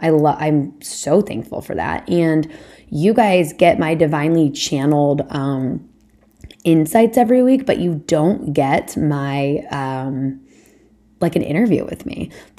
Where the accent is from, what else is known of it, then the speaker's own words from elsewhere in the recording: Indianapolis, Indiana, United States; also born or lived in Boston; now in New Hampshire, United States; I'm from Indianapolis originally, never planned on living anywhere outside of the Midwest, spent 6 years in Boston. Now I'm here in New Hampshire